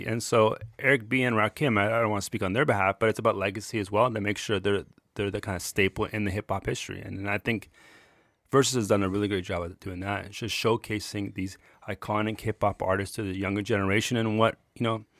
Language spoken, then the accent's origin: English; Ontario, Canada; But I'm like, I grew up in Toronto, just a suburb of Burlington, Ontario.